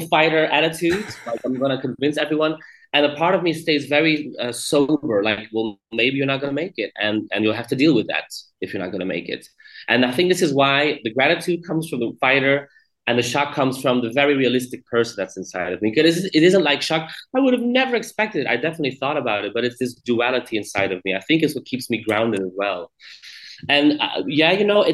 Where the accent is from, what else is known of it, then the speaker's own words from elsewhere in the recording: Belgium; here in my home country